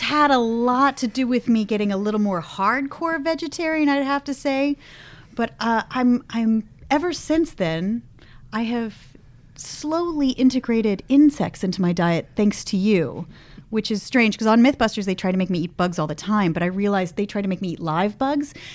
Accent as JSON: {"language": "English", "town": "Los Gatos", "region": "California", "country": "United States", "tie": "born or raised there", "moved": "as an adult", "lives_now": "San Francisco, United States", "said": "I grew up in Los Gatos"}